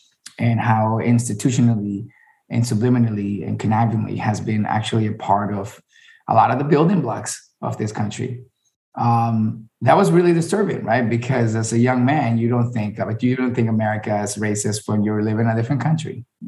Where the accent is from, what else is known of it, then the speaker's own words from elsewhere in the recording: Miami, Florida, United States; born there; and my dad is Venezuelan and raised in Colombia, and my mom is Colombian, raised in Colombia, and I was born in Miami, so it doesn't get more Latino than the household yesterday, you know?